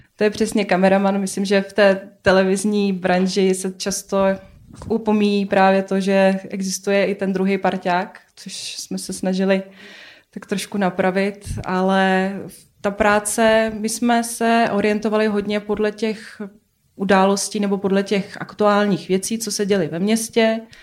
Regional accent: Kazakhstan; moved away; jsem původem z Kazachstánu

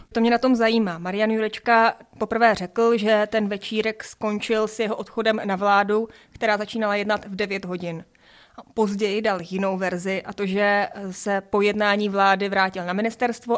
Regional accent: Czechia; jsme jako Češi

